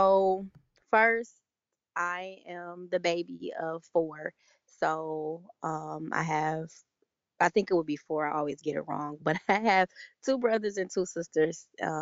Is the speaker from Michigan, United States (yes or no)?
yes; Detroit, Michigan, United States; I'm 27. I will be 28 in exactly 2 weeks from this recording. I am from the Metro Detroit area.